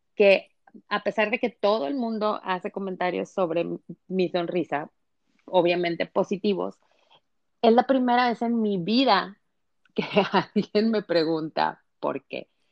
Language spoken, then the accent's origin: Spanish; Mexico; moved away as an adult; now in United States; en una familia eh, convencional mexicana, soy mexicana, a, emigrar a, este país, a Estados Unidos, de la frontera por la inseguridad